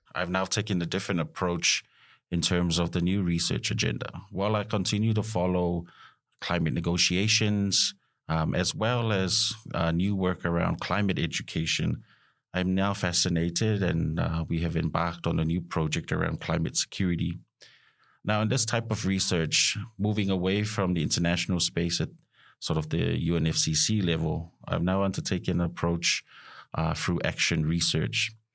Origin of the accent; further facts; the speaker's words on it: Samoa; moved away as an adult; also born or lived in New Zealand / Australia; I'm also from Samoa, uh, having grown up uh, through my education, uh, high school, primary school, and high school